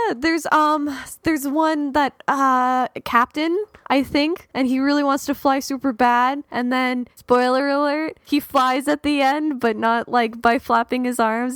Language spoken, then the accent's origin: English; Canada; being Canadian